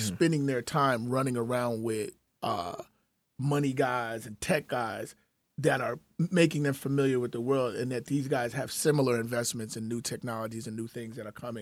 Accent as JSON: {"language": "English", "town": "Chicago", "region": "Illinois", "country": "United States", "tie": "born or raised there", "said": "growing up in Chicago"}